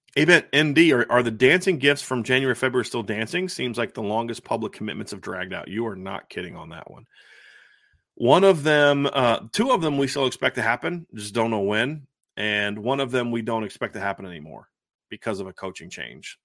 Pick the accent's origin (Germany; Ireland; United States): United States; I'm an American